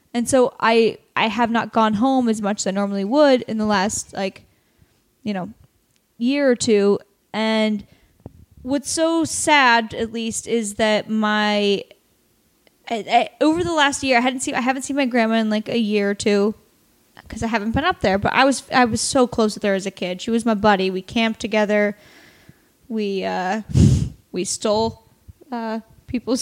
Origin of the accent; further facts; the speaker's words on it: Astoria, Oregon, United States; moved away; also born or lived in Warrenton, Oregon; I'm from Oregon. I'm from Astoria, Oregon, or Warrenton, Astoria, Oregon